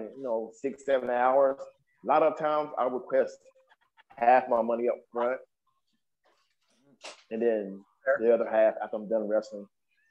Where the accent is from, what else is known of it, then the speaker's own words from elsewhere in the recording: Cleveland, Texas, United States; moved away; I have APW in Cleveland, Texas, which is my hometown. where I was born and raised